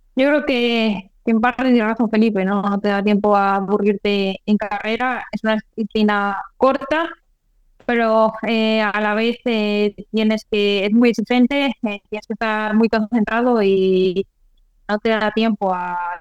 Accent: Spain; Porque somos españoles

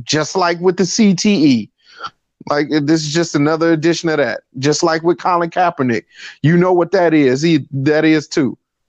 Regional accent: Chicago, Illinois, United States; because I'm from Chicago

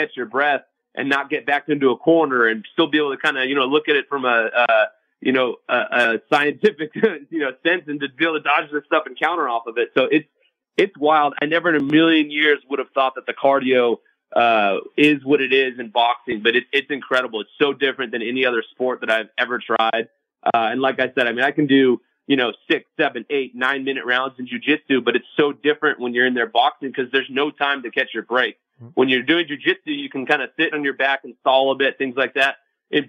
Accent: Southern California, United States; now in Las Vegas, United States; I'm from Southern California

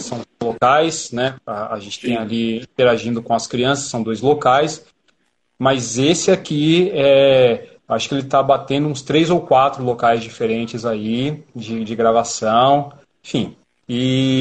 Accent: São Paulo, Brazil; E eu e o Rodolfo somos da Zona Sul

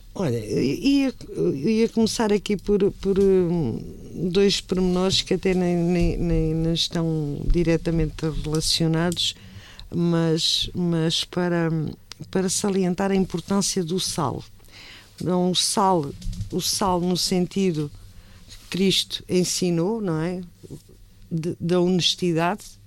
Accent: Tomar, Santarém District, Portugal; a minha terra claro. e Tomar

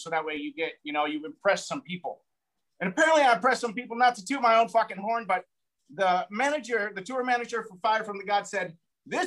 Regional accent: a small town in Colorado, United States; moved away; also born or lived in California / Hollywood; I'm from a small town in Colorado, moved to California, moved to Hollywood, did Hollywood for like 6 years

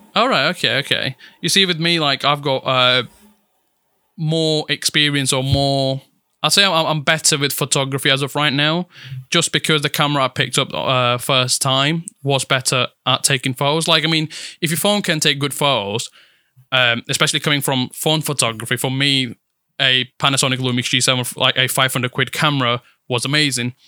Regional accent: Italy; English is a second language; now in United Kingdom; I was born and raised in Italy. Moved here back in 2014

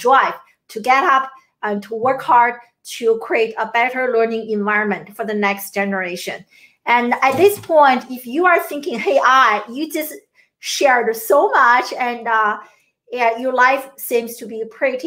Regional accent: China; moved away as an adult; also born or lived in Syracuse, United States / Maryland, United States; now in United States; I grew up in China, and I came to the US in my early 20s to pursue my American dream

